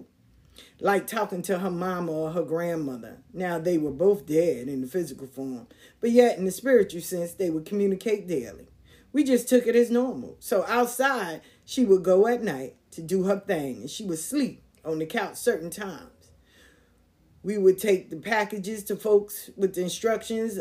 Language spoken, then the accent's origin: English; New York City, New York, United States; Growing up in South Jamaica, Queens was a different kind of vibe